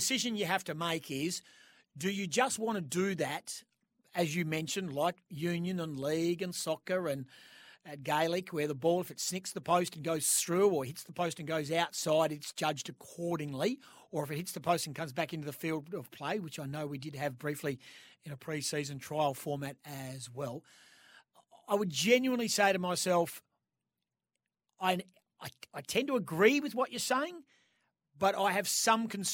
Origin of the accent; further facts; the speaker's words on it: Western Australia, Australia; my home state in Western Australia